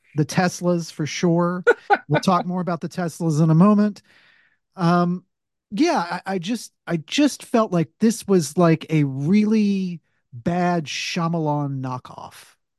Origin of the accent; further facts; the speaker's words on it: the South, United States; I'm a Southerner